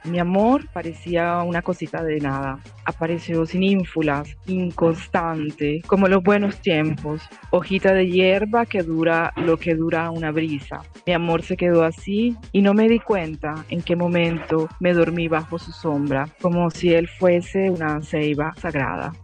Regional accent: Cartagena, Bolívar, Colombia; moved away as an adult; also born or lived in Caracas, Venezuela; now in Rome, Italy; yo nací en Venezuela y me crié eh, entre Caracas y Cartagena

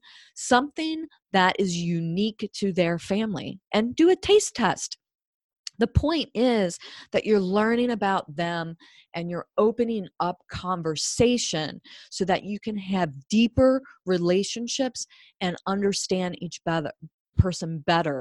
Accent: Cincinnati, Ohio, United States; I'm from Cincinnati. I grew up with Cincinnati style chili

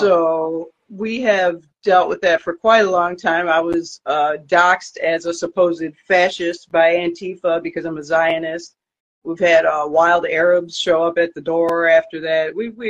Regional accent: Chicago, Illinois, United States; I'm from Chicago.

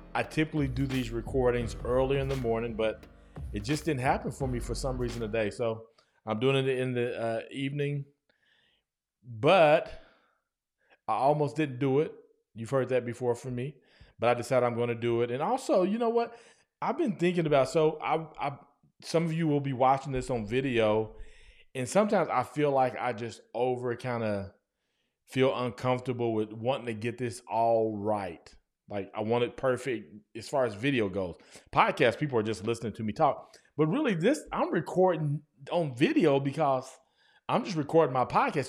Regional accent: Guthrie, United States; moved away; when I first moved back to my hometown, Guthrie, America

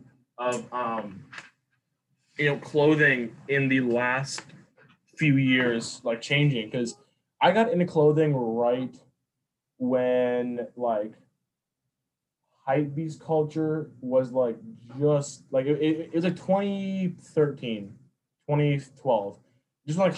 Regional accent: Minnesota, United States; I'm from the Midwest, like I grew up here in Minnesota

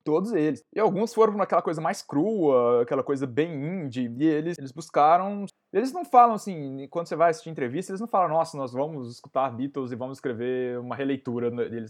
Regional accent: Conselheiro Lafaiete, Minas Gerais, Brazil; de onde eu sou, da minha querida cidade de Conselheiro Lafayette

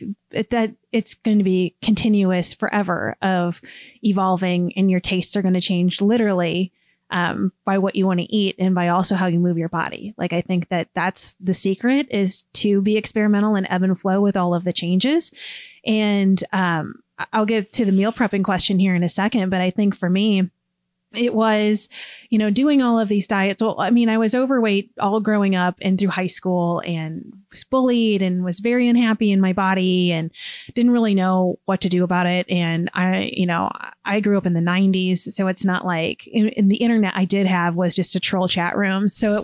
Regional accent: Illinois, United States; now in Cincinnati, United States; This is the seventh state that I've lived in. I've been in Cincinnati 8 years. I'm originally from Southern Illinois.

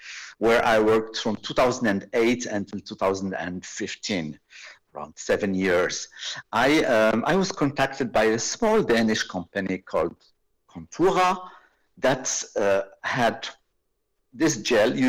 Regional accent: Rabat, Rabat-Salé-Kénitra, Morocco; moved away as an adult; also born or lived in Switzerland / France / Ireland / Denmark; I am veterinarian originally from Morocco. I am from Rabat on the Atlantic coast

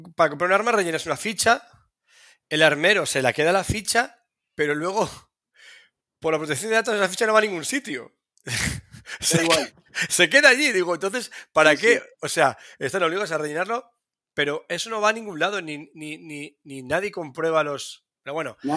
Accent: Spain; soy español y no vivo allí.

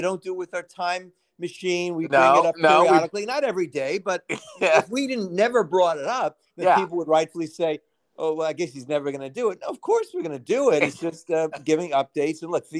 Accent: New York City, New York, United States; not the Brooklyn I grew up

